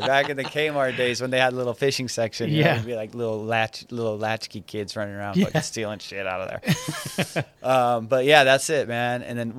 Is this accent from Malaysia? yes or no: no; Iran; now in United States; I just did it because we're immigrants, you know, we're from Iran. So we came here.